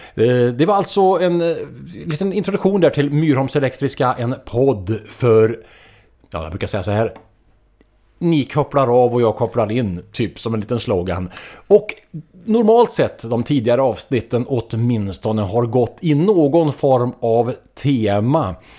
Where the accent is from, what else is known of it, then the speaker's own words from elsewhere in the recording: Trollhättan, Västra Götaland, Sweden; min hemstad Trollhättan